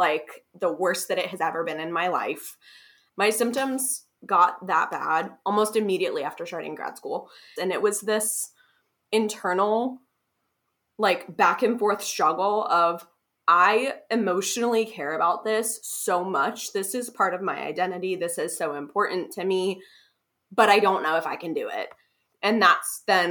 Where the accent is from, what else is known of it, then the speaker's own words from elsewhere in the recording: Columbus, Ohio, United States; also born or lived in Kentucky; now in Cincinnati, United States; I grew up in Columbus, and then I went to the University of Kentucky for my undergrad